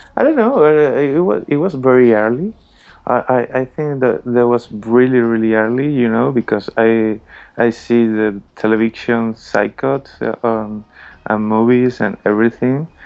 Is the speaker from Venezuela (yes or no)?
yes; Margarita Island, Nueva Esparta, Venezuela; English is a second language; moved away as an adult; also born or lived in Caracas, Venezuela; now in Madrid, Spain; I was born in Caracas in Venezuela, but all my family is around the country. You know, I grew up in a little island in Margarita